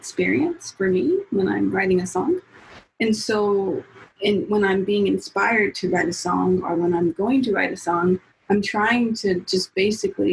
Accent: Seattle, Washington, United States; I'm from Seattle.

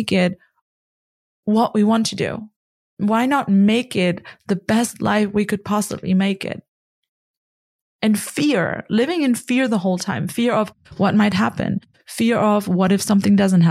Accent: Germany; also born or lived in Connecticut, United States; I'm from Germany

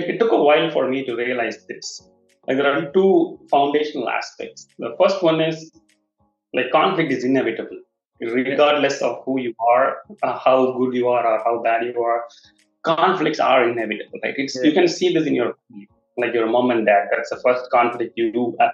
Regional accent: Chennai, Tamil Nadu, India; moved away; I was originally from Chennai

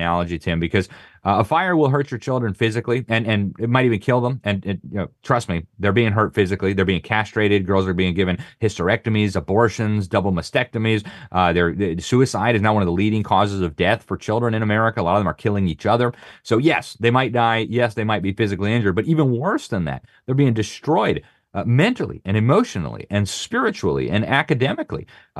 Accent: Miami, Florida, United States; I'm from Miami, and we thought about living in Miami. I've been overseas all my life.

